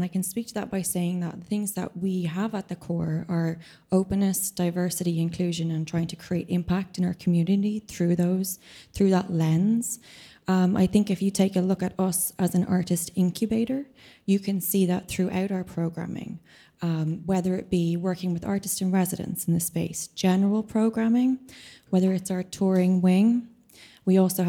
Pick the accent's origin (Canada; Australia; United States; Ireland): Ireland; I'm also an Irish composer.